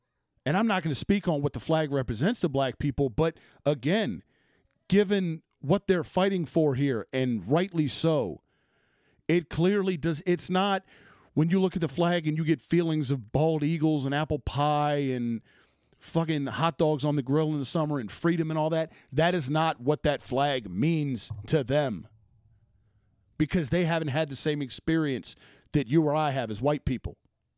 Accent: North Dakota, United States; okay, look, I'm from North Dakota, not around a ton of black people in my life, but I'm here.

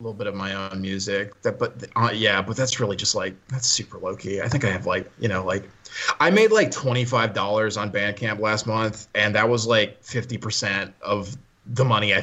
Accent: Des Moines, Iowa, United States; I'm from Des Moines, a little bit outside of Des Moines.

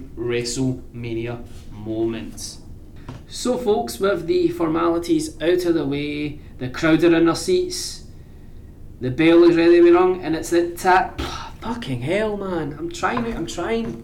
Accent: Scotland, United Kingdom; I'm from Scotland

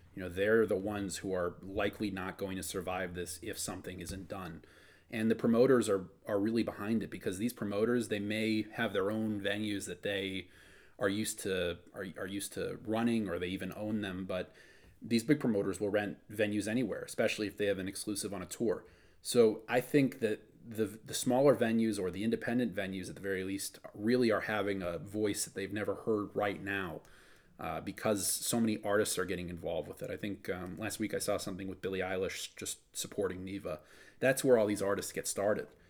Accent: Wisconsin, United States; moved away; I'm from Wisconsin originally

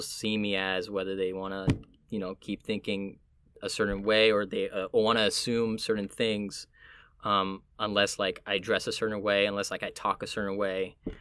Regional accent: Miami, Florida, United States; also born or lived in Puerto Rico (family); now in New York, United States; where I'm from would be Miami

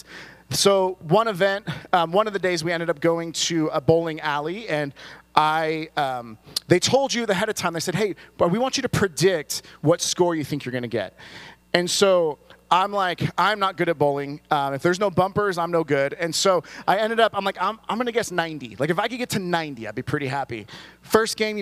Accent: California, United States; someone who was born and raised in California

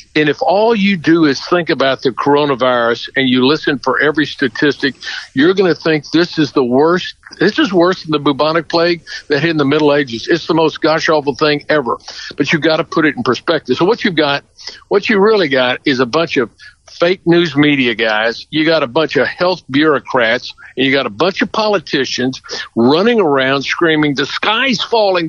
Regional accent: Houston, Texas, United States; I'm from Houston. You know, Houston, Texas is part of the Piney Woods.

